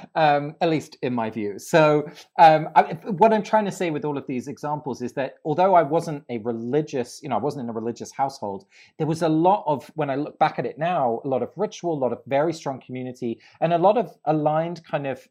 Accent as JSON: {"language": "English", "region": "England", "country": "United Kingdom", "tie": "born or raised there", "said": "I grew up in England, uh, although my family is Dutch. Both my parents are from Holland"}